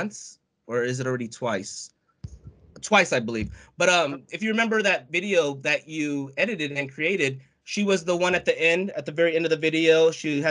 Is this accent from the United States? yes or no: yes; United States; I'm American, so Filipino American